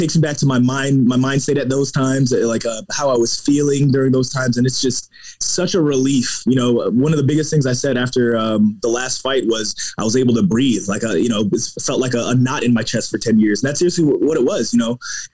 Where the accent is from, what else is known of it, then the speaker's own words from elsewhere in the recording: New York City, New York, United States; I was born in Brooklyn